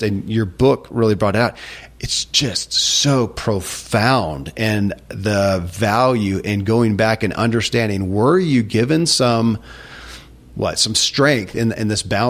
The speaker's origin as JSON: {"language": "English", "region": "Kentucky", "country": "United States", "tie": "born or raised there", "said": "I grew up in Kentucky"}